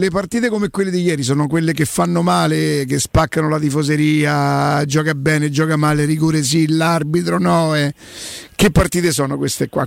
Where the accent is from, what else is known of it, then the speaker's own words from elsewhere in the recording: Rome, Lazio, Italy; non sarò più romano, forse sono milanese, non so.